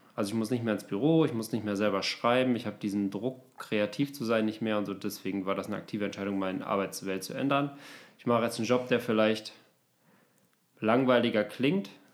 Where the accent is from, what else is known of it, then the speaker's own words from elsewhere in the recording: Osnabrück, Lower Saxony, Germany; now in Berlin, Germany; meiner Heimat, so Osnabrück